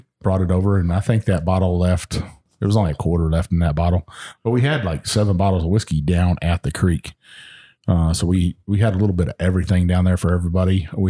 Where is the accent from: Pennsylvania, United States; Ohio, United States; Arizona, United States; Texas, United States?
Texas, United States; I'm from Texas.